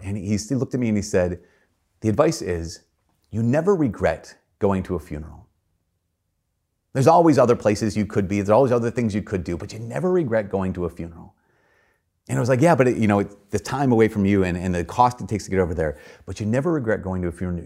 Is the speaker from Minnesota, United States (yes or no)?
yes; Brainerd, Minnesota, United States; born or raised there; moved away